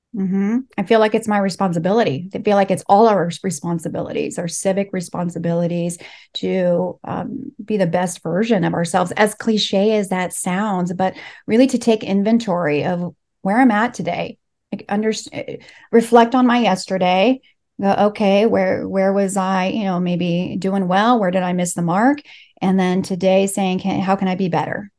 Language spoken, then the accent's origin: English; Los Angeles, California, United States; first language Spanish; English is a second language; I was born and raised here in L